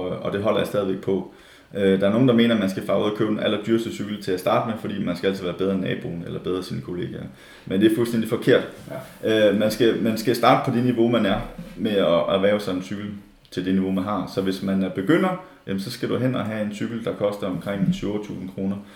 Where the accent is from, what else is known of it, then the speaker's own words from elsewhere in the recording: Denmark; som danskere